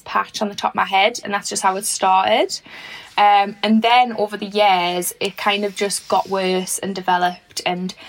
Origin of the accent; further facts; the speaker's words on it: Newcastle upon Tyne, North East England, United Kingdom; I'm originally from Fenham